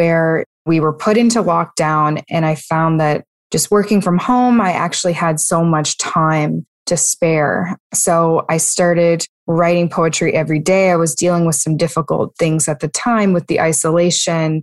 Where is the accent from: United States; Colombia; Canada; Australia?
Canada; Halifax, Nova Scotia; I am from Halifax, Nova Scotia, which is in Canada.